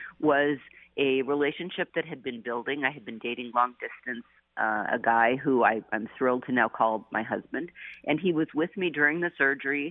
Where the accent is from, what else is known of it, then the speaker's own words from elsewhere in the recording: Seattle, Washington, United States; also born or lived in New Jersey / Wellesley College, Massachusetts; now in San Francisco, United States; I had grown up in Seattle